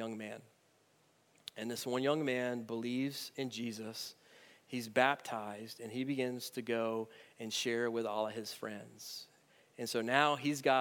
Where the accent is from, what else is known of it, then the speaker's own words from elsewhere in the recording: United States; as American Christians in 2018